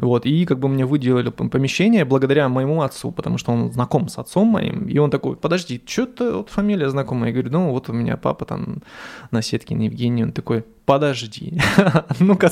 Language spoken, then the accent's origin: Russian; Dzerzhinsk, Donetsk Oblast, Ukraine; moved away as an adult; also born or lived in Skopin, Ryazan Oblast, Russia / Moscow, Russia; now in Saint Petersburg, Russia; я вообще родился в Скопине, это Рязанская область, но по распределению от родителей мы поехали в город Дзержинск, это на Украине, это Донецкая область